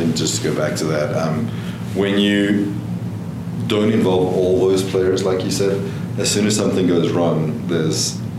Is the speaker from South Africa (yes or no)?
yes; South Africa; also born or lived in Hawaii; now in Arizona, United States; So I'm from South Africa.